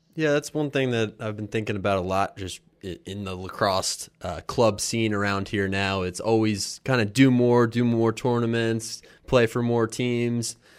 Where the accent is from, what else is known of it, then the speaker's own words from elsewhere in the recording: Philadelphia, Pennsylvania, United States; now in Baltimore, United States; Philly, where I grew up.